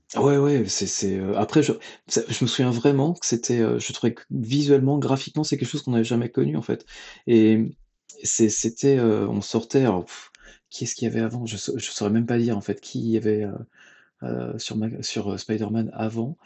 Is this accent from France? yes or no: yes; Saint-Malo, Brittany, France; also born or lived in Rennes; Je viens de Bretagne. Hein. Je suis né à Saint-Malo, j'ai fait mes études à Rennes